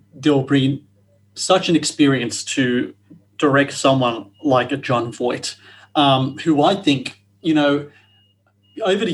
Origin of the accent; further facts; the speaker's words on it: Australia; Being Australian